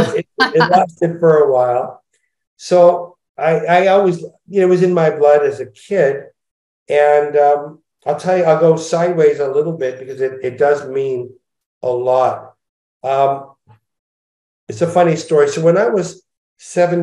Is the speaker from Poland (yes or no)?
no; Montreal, Quebec, Canada; now in Los Angeles, United States; I was brought up in Montreal